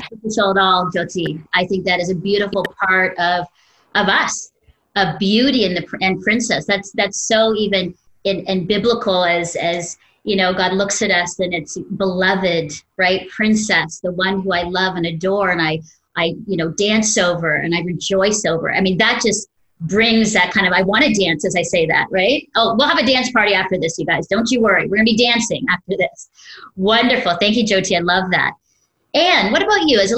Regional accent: Philippines; for, for me as a Filipino and just culturally, when I meet even a Filipino on the street, it's big smiles.

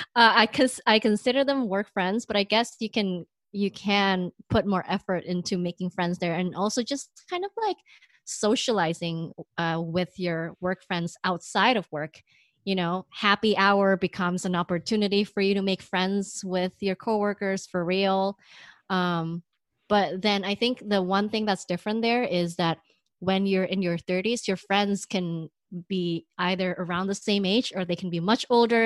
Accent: Bay Area, California, United States; moved away as an adult; now in New York, United States; we are both from the Bay Area.

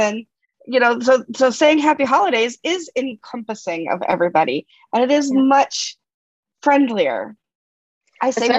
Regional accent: Massachusetts, United States; I grew up in Massachusetts when I was a kid

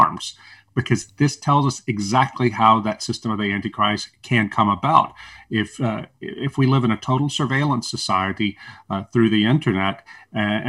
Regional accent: the South, United States; I'm a Southerner

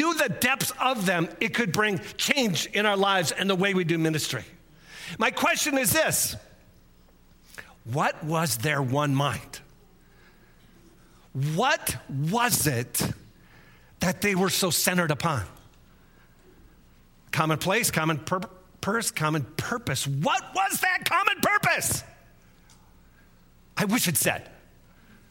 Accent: United States; us as American Westerners

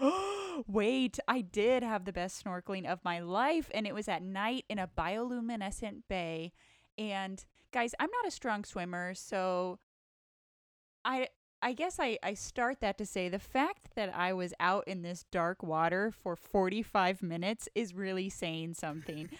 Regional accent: rural Northern California, United States; moved away as an adult; I grew up in rural Northern California where it was very monocultural

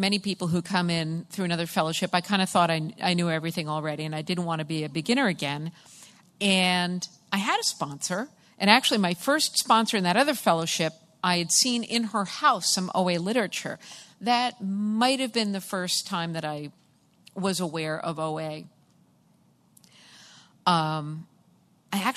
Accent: Massachusetts, United States; I am from Massachusetts

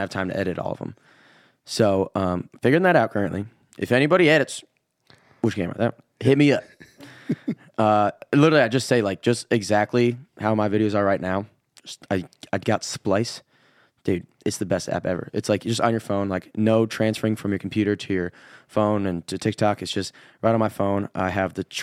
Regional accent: Illinois, United States; accent: Midwestern; moved away as an adult; also born or lived in Wisconsin; now in Nashville, United States; I was born in Wisconsin when I was really young, moved to Illinois

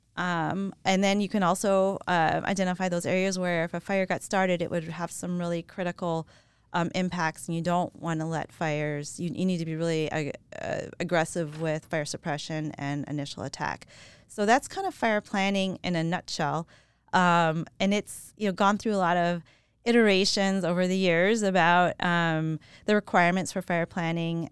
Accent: New Orleans, Louisiana, United States; moved away as an adult; also born or lived in Colorado; I grew up in New Orleans, Louisiana

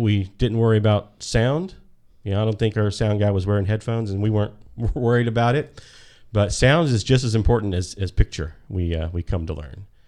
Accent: Birmingham, Alabama, United States; I'm from Birmingham, Alabama

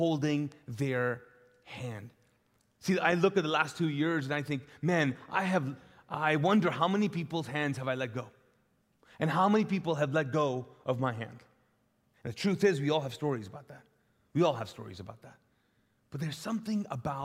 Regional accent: Kuwait; also born or lived in Pakistan; now in Charlotte, United States; in the Middle East, I grew up in Kuwait

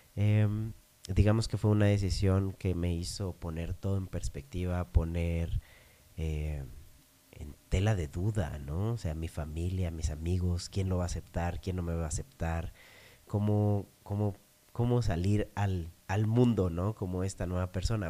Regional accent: Monterrey, Nuevo León, Mexico; moved away; Tuve la fortuna de crecer siendo regio, pero nacer en otro, en otro lugar.

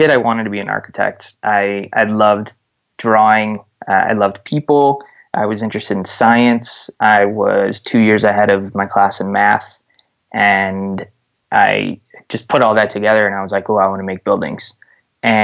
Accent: Park Ridge, Illinois, United States; I grew up in Park Ridge, Illinois, which is a suburb right outside of Chicago

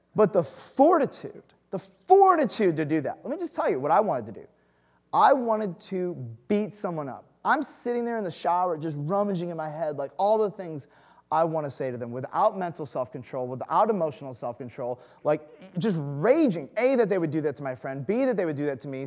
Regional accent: Detroit, Michigan, United States; moved away; I grew up in the burbs

